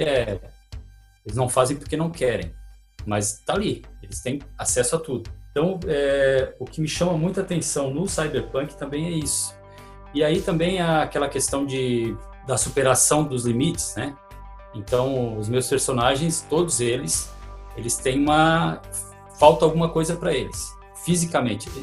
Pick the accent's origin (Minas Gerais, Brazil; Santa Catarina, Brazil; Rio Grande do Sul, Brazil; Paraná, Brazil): Santa Catarina, Brazil; Pedras Grandes; now in Tubarão, Brazil; eu nasci em Tubarão, mas eu sou de Pedras Grandes